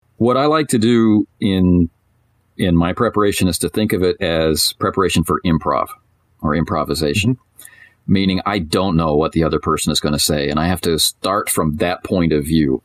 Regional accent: Canada; I'm Canadian, so I'm sitting in a Tim Hortons

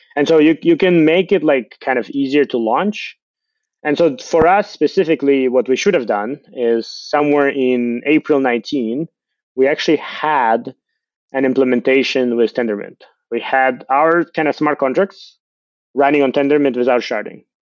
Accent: Ukraine; I'm from Ukraine.

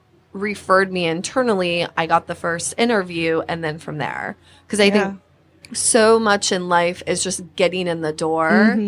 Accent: Petoskey, Michigan, United States; I'm actually from a small town. It's called Petoskey, Michigan.

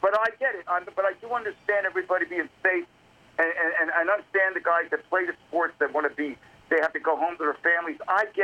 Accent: Levittown, Pennsylvania, United States; also born or lived in Cheltenham, Pennsylvania; I grew up in Levittown

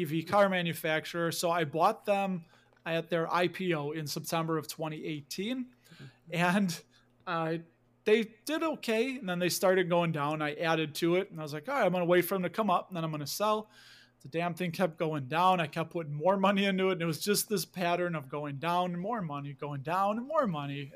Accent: Chicago, Illinois, United States; I grew up in Chicago. I lived here my whole life. You can hear a little bit of the accent

